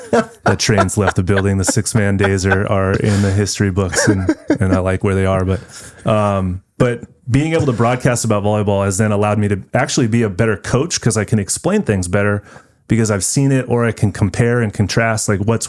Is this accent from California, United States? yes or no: yes; Ventura, California, United States; growing up in Ventura in the middle 90s, I graduated high school in 97.